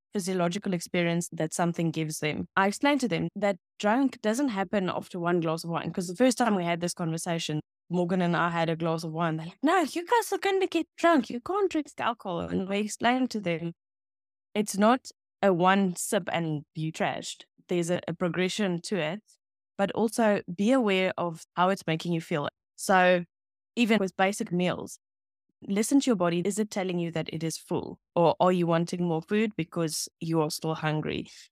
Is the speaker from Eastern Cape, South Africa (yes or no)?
no; Pretoria, Gauteng, South Africa; English is a second language; I grew up in Pretoria East in the N T A community